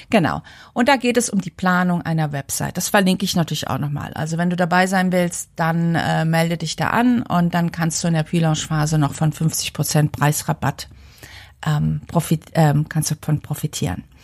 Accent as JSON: {"language": "German", "town": "Frankfurt", "region": "Hesse", "country": "Germany", "said": "weil ich komme ursprünglich aus Frankfurt"}